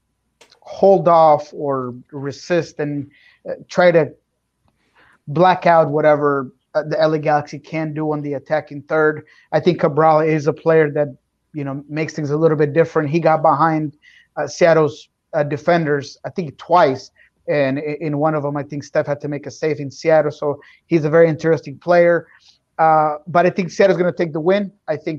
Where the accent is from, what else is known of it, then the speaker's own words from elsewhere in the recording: Bogota, Colombia; moved away; because I'm from Bogota.